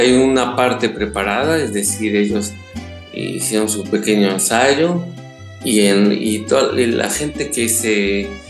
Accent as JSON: {"language": "Spanish", "country": "Mexico", "first_language": "Spanish", "moved": "yes", "said": "me siento muy mexicano y no siento que haya perdido un pelo de mexicano"}